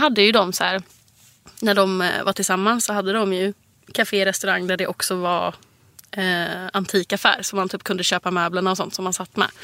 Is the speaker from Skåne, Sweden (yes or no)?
no; Gothenburg, Västra Götaland, Sweden; moved away; hemma i Göteborg